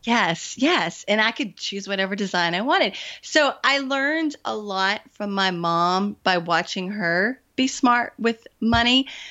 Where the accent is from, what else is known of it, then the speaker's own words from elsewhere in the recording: the South, United States; I am from the South, I still live in the South, and I was raised not to talk about money.